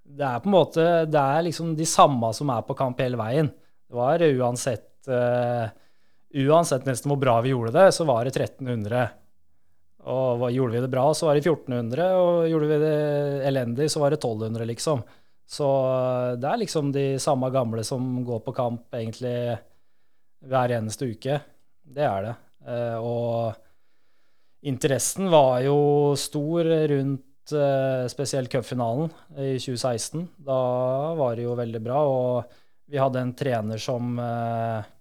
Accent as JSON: {"language": "Norwegian", "town": "Disen", "region": "Innlandet", "country": "Norway", "tie": "born or raised there", "moved": "yes", "said": "Jeg kommer fra et lite sted som heter Disen"}